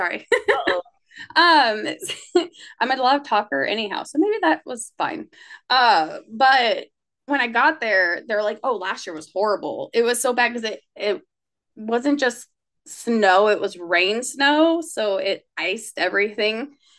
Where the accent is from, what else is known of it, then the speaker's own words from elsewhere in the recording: Spokane, Washington, United States; also born or lived in El Paso; now in Los Angeles, United States; I grew up in Spokane, so we're talking desert, but with like 4 foot of snow at bad times.